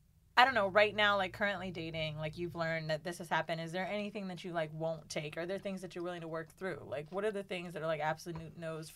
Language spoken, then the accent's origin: English; Orlando, Florida, United States; I'm from Orlando.